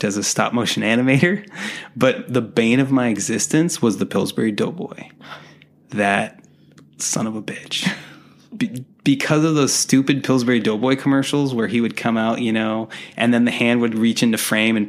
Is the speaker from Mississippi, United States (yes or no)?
no; Dartmouth, Massachusetts, United States; accent: Boston; moved away; I'm from Dartmouth, Mass, originally.